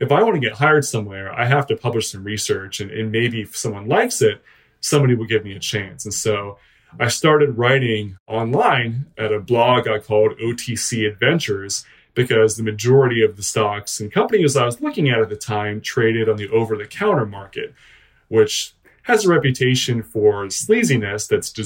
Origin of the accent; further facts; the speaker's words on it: Western Pennsylvania, United States; also born or lived in Philadelphia, Pennsylvania; I'm a Western Pennsylvania guy. I grew up here and there, mostly small towns